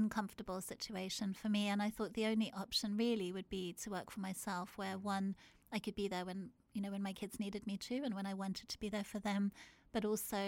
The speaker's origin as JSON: {"language": "English", "country": "South Africa", "tie": "born or raised there", "moved": "as an adult", "said": "I grew up in South Africa. I was born there and I lived there until I was 19 years old"}